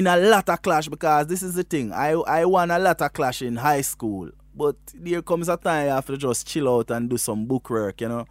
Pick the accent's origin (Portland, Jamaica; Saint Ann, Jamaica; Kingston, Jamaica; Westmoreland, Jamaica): Westmoreland, Jamaica; I am from Westmoreland in Jamaica, you know. Westmoreland is a little rural district called Bath District in Westmoreland, there where my grandfather was a cane cutter and I grew with my grandparents.